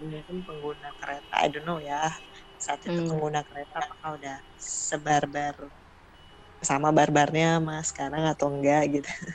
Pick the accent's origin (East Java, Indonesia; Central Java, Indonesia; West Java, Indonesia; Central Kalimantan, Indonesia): West Java, Indonesia; Bandung; gue menghabiskan masa kecil di Bandung juga eh. sampai kuliah.